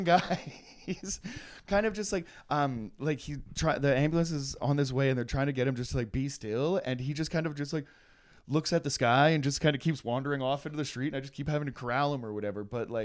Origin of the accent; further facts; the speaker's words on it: Canada; growing up in Canada